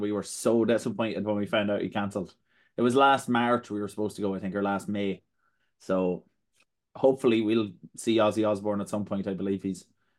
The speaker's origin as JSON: {"language": "English", "country": "Ireland", "said": "It just so happens that we're Irish."}